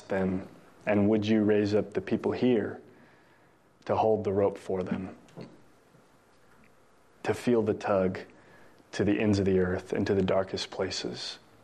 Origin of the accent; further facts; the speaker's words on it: New Mexico, United States; now in Texas, United States; I'm not from Texas either. I'm from New Mexico